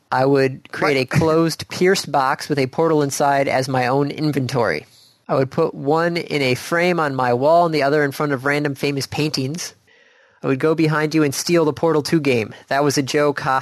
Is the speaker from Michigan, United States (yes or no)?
yes; Michigan, United States; we're from Michigan